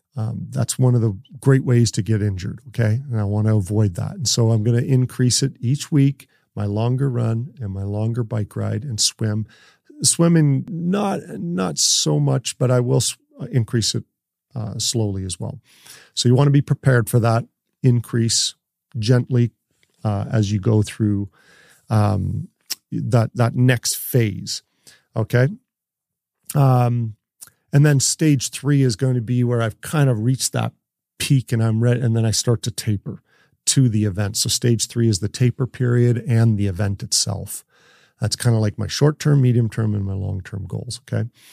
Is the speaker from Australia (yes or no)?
no; Canada; I'm from Canada, and of course, I still play hockey